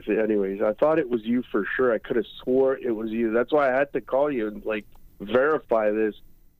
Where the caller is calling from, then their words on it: Montreal, Quebec, Canada; I'm calling from Montreal.